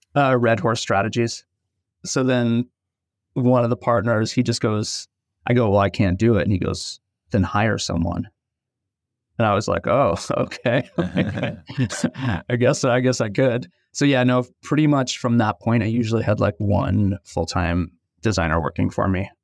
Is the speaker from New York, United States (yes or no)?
yes; New York City, New York, United States; I grew up in Brooklyn, New York